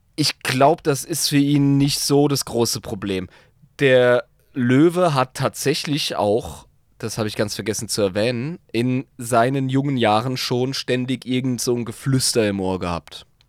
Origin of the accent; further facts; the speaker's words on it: the South, Southern Germany, Germany; bei uns im Süden